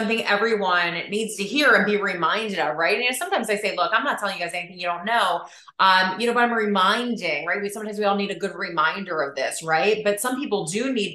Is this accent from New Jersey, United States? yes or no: yes; New Jersey, United States; I'm a girl from Jersey